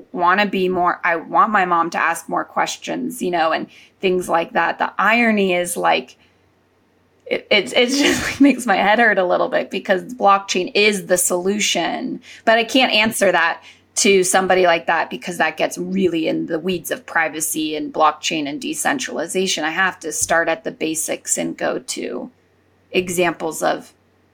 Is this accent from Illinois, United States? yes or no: no; Silicon Valley, California, United States; growing up in the Silicon Valley